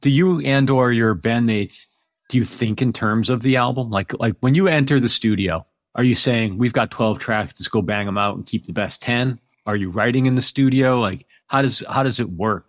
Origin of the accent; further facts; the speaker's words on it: East Coast, United States; moved away as an adult; also born or lived in New York; now in Pacific Northwest, United States; I'm from the East Coast originally. I was in New York for about twenty years, and I'm actually in the Pacific Northwest now